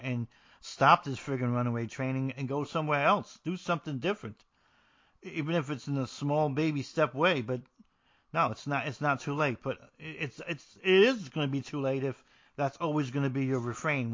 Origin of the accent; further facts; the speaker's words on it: New Jersey, United States; I'm from New Jersey